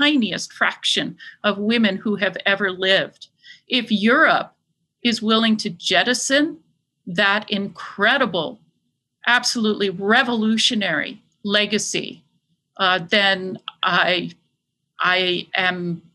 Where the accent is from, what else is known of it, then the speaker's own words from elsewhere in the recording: United States; I'm an American